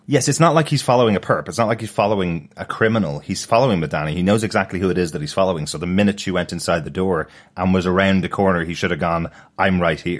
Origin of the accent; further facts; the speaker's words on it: Ireland; as an Irish person